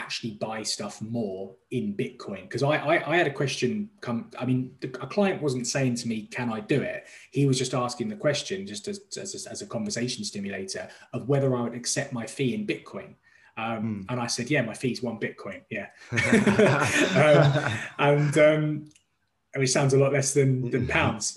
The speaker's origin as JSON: {"language": "English", "region": "London", "country": "United Kingdom", "moved": "as an adult", "lives_now": "Dubai, United Arab Emirates", "said": "I'm from London originally"}